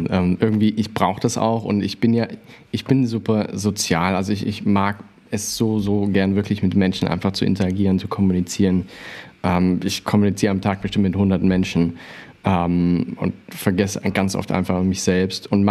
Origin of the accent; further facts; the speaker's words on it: Unna, North Rhine-Westphalia, Germany; born there; Ich komme ja gebürtig aus Unna